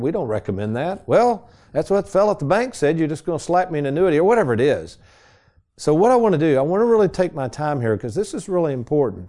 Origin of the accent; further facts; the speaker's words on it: Lexington, Kentucky, United States; when I was a youngster growing up in Lexington, the Fayette Mall